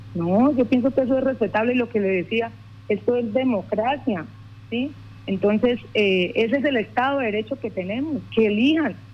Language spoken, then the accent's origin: Spanish; Llanos, Casanare, Colombia; me paré como una llanera